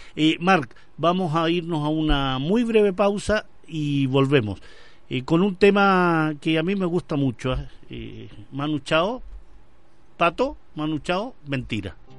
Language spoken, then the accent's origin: Spanish; Chile; also born or lived in Madrid; vengo de Chile, estoy estudiando en, en este caso en Madrid